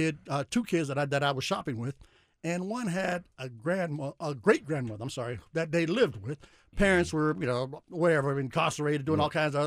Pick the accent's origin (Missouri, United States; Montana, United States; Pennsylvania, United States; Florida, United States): Florida, United States; Miami; I grew up in Miami